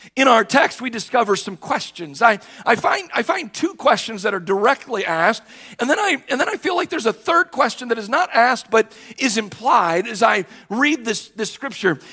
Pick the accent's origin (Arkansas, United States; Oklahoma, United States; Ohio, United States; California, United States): Ohio, United States; Cleveland; also born or lived in Parma Heights, Ohio; I was born at the Fairview General Hospital here on Cleveland's west side